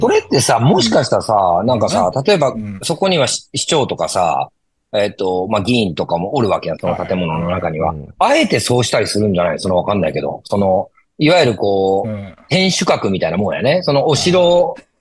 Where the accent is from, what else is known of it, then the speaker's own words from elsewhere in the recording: Shimonoseki, Yamaguchi, Japan; 僕はあのエリア生まれ、あのエリア育ちなんで